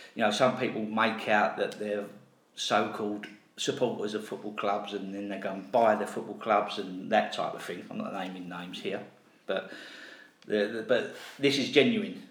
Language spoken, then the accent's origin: English; London, United Kingdom; I was brought up in Custom House